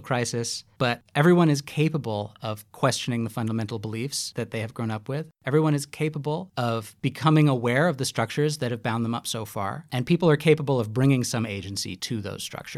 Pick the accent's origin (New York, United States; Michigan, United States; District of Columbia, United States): New York, United States; New York City; moved away as an adult; now in Australia; having grown up on the East Coast, I'm from New York City